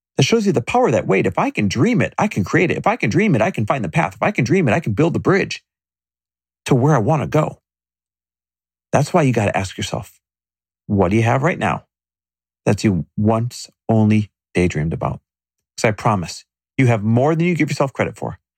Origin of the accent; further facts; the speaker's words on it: Midwest, United States; I grew up in the Midwest